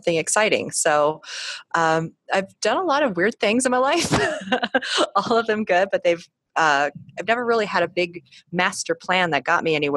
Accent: Colorado, United States; I am from a clan of people who all grew up in the Chicago area, but I grew up in Colorado

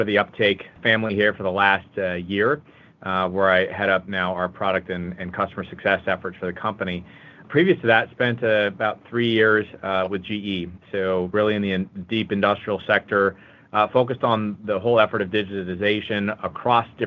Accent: West Coast, United States; moved away as an adult; now in Chicago, United States; I hail from the West Coast, but have been part of the Chicago Midwest team for the better part of the year here.

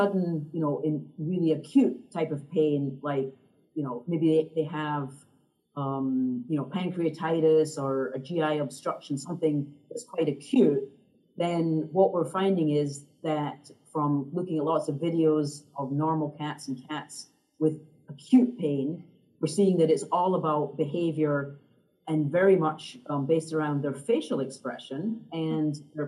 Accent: Scotland, United Kingdom; now in United States; I grew up in Scotland, so I'm actually home visiting my family

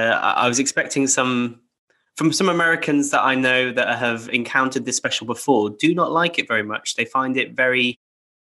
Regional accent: England, United Kingdom; as a British Christmas kid

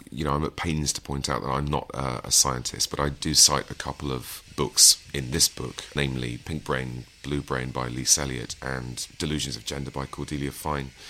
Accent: East Midlands, United Kingdom; But you know, I'm from Lincolnshire, and um, you know, this is the seventies.

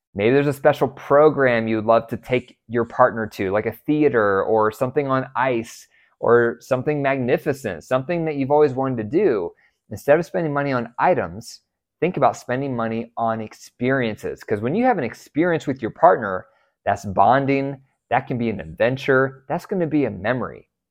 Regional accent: United States; I was raised in America

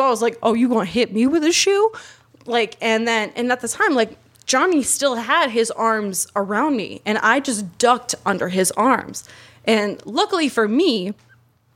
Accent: New England, United States; I'm from New England. From New England.

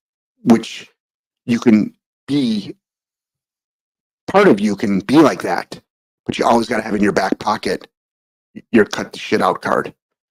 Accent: New England, United States; we grew up in New England, which we were for a long, long time, obviously.

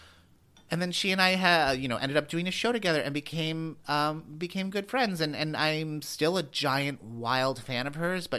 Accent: Long Island, New York, United States; I grew up on Long Island. Like, I grew up near New York City.

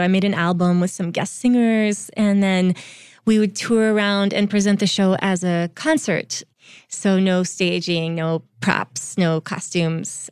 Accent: Vermont, United States; So I grew up in Vermont

